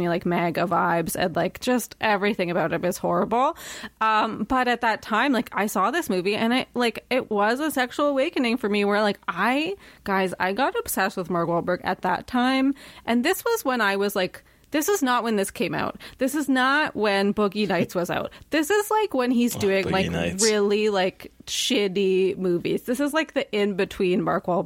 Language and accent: English; Toronto, Ontario, Canada; I've born and raised in Toronto. So like, I was like a city kid.